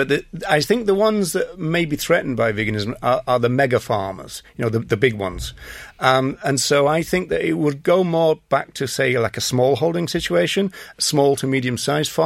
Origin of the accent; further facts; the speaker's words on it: England, United Kingdom; now in Ireland; I'm English